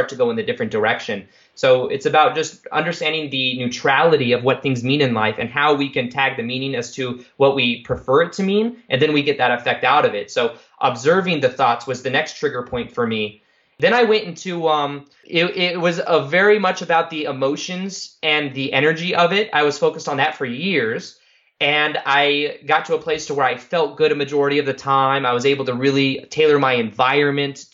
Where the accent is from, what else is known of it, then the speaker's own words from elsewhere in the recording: Las Vegas, Nevada, United States; I'm from Vegas.